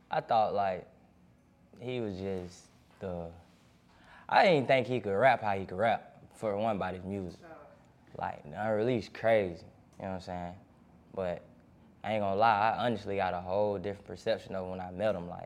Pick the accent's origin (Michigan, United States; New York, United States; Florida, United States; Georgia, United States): Georgia, United States; College Park; I'm from College Park.